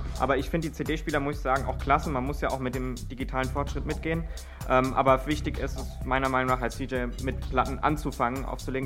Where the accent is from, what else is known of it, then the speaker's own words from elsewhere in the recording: Friedberg, Germany; ich komme aus Friedberg